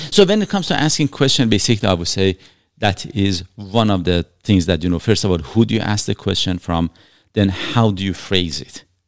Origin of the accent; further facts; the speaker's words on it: Iran; now in Canada; I was born in Iran